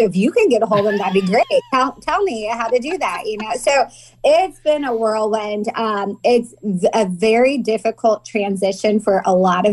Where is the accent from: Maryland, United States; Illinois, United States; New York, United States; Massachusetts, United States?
Illinois, United States; Danville; moved away as an adult; also born or lived in Decatur, Illinois; now in California, United States; I grew up in Danville my whole life.